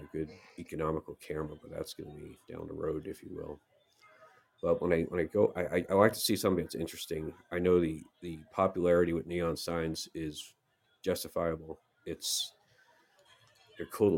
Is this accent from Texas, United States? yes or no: no; New York, United States; growing up in New York, by the apartment I lived